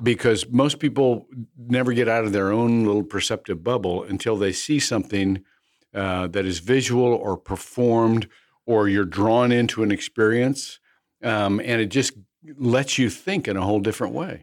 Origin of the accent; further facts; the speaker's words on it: Midwest, United States; I grew up in the Midwest where you know, working men just had meat and taters